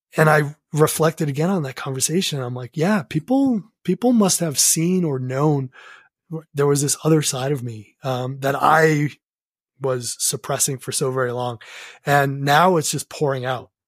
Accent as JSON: {"language": "English", "region": "New England", "country": "United States", "tie": "born or raised there", "said": "growing up in New England"}